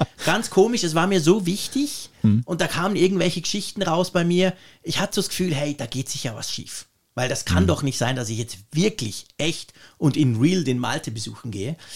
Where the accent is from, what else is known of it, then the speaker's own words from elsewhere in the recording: Switzerland; als Schweizer